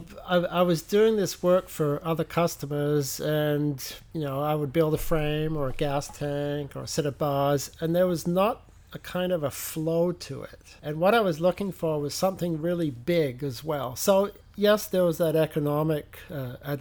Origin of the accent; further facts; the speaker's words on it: England, United Kingdom; moved away; I am from England